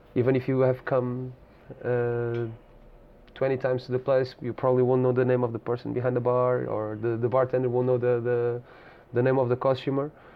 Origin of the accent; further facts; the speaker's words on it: Lisbon, Portugal; I'm born and bred in Lisbon